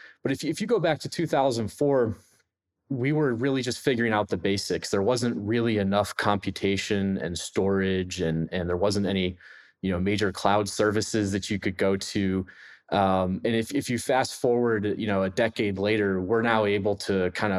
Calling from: Pittsburgh, Pennsylvania, United States; I'm coming in from Pittsburgh, Pennsylvania.

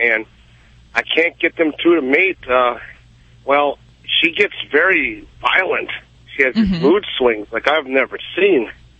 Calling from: Boneville, Georgia, United States; I live in Boneville, Georgia.

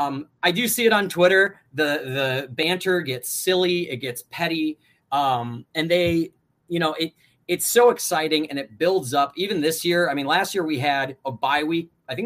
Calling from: Chicago, Illinois, United States; And I don't live in Michigan. I am coming in from Chicago.

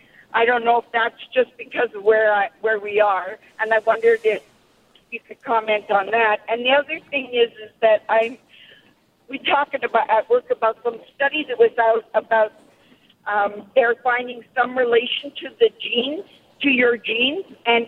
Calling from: Sacramento, California, United States; I'm calling from the Sacramento area, and I'm on my way home from work, actually.

